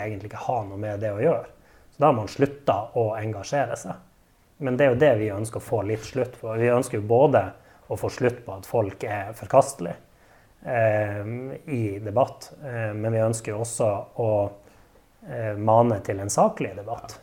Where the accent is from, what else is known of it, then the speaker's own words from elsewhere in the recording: Narvik, Nordland, Norway; jeg er en ekte narvikværing. Født og oppvokst i Narvik og elsker byen jeg bor